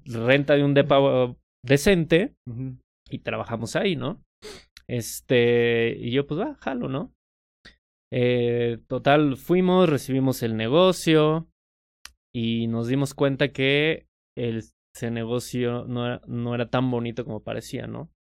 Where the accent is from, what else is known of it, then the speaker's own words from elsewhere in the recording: Metepec, State of Mexico, Mexico; Yo crecí en Metepec, no crecí en Ciudad de México